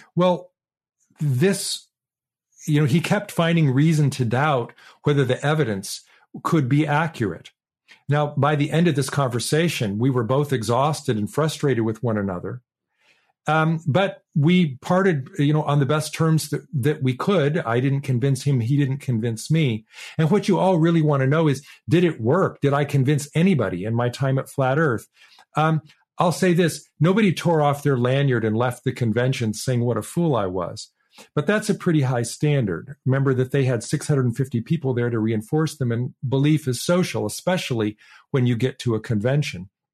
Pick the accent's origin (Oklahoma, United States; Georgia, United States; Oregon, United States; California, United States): Oregon, United States; Portland; Portland, Oregon, my, my hometown